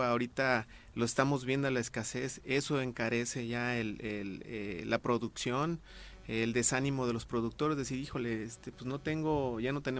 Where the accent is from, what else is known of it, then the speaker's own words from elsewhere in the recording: Miacatlán, Morelos, Mexico; Yo soy morelense y nativo de Miacatlán.